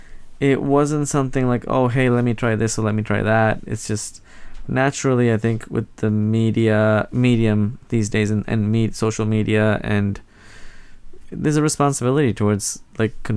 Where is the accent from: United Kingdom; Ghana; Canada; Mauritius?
Mauritius; moved away as an adult; now in Portland, United States; I grew up in Mauritius